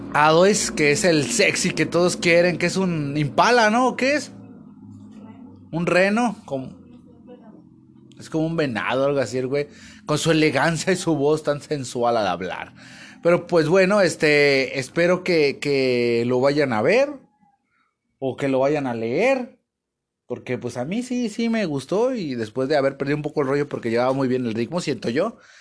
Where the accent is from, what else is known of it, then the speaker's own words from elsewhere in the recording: Mexico; pues yo soy mexicano y pues como mexicano